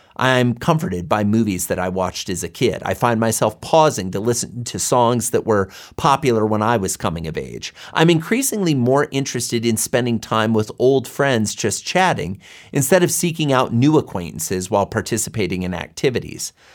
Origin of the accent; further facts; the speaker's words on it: Boulder, Colorado, United States; my hometown of Boulder, Colorado